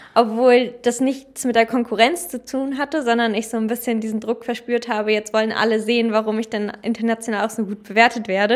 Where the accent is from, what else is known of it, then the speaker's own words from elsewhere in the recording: Germany; als Deutsche